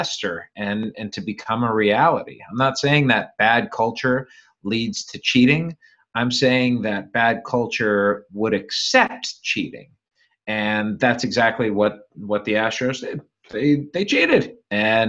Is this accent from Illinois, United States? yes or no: no; Cleveland, Ohio, United States; moved away; also born or lived in Fresno; I grew up in Cleveland